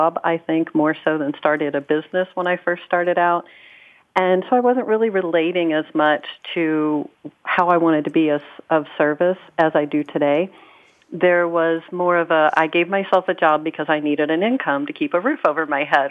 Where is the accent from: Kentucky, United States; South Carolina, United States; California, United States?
Kentucky, United States; I grew up in Kentucky